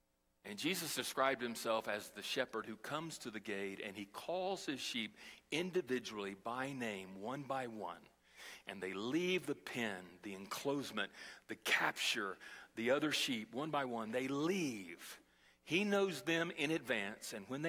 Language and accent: English; Brazil; And I learned as a small child, as I was growing up in Brazil, how to survive in the streets.